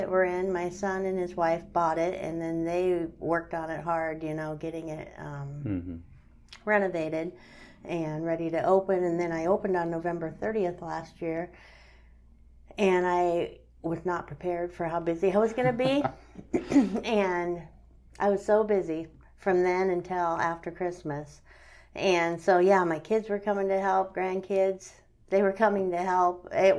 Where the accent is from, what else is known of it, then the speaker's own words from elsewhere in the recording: Wayne, United States; moved away; my hometown in Wayne